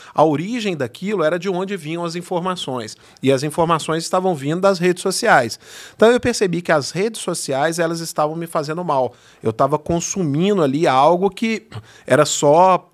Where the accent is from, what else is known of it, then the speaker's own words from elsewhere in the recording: Belo Horizonte, Minas Gerais, Brazil; accent: mineiro; now in São Bernardo do Campo, Brazil; acho que o sotaque aqui já deu para você entender que não sou é, carioca né? e nem paulista. Sou mineiro de Belo Horizonte